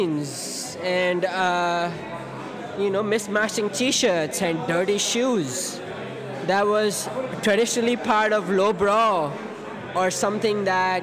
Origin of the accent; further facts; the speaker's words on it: India; now in Salem, United States; I am from India.